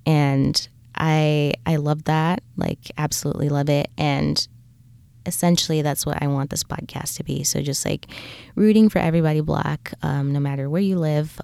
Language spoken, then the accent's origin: English; Lusaka, Lusaka Province, Zambia; now in United States; I am originally from Lusaka, Zambia